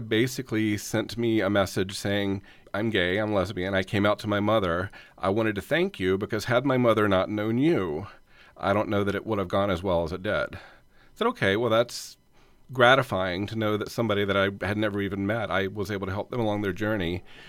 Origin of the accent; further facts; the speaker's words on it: North Carolina, United States; also born or lived in Atlanta; now in Los Angeles, United States; we're from North Carolina